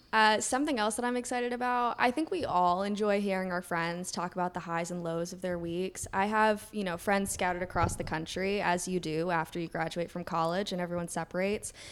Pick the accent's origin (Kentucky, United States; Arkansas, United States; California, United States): Kentucky, United States; moved away as an adult; now in New York City, United States; I'm from Kentucky.